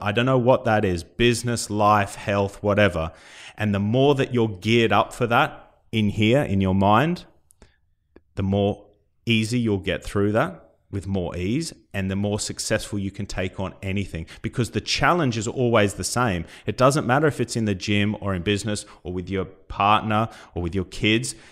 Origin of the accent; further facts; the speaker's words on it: Australia; now in United Kingdom; coming from Australia